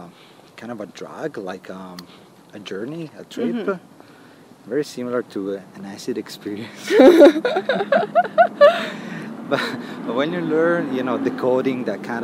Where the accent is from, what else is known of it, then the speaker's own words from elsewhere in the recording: Bassano del Grappa, Veneto, Italy; I grew up in Bassano, like a crazy boy, like a black sheep of that little city